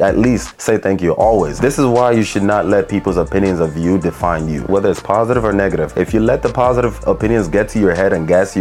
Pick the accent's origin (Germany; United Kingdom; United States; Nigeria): Nigeria; especially as a Nigerian